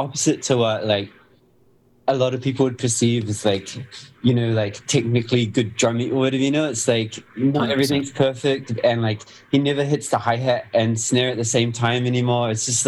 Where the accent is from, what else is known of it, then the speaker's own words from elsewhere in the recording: New Zealand; growing up in New Zealand